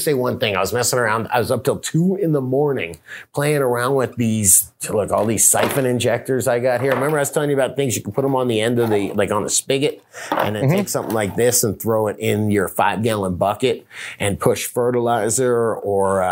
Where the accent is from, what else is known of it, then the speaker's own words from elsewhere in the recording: the South, United States; I'm from the South